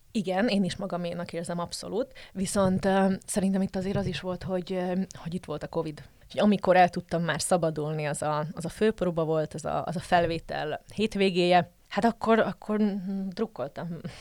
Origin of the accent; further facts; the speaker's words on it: Slovakia; moved away as an adult; also born or lived in Žitný ostrov (Csallóköz); now in Brussels, Belgium; magyar vagyok, max hozzáteszem azt, hogy szlovákiai vagy felvidéki magyar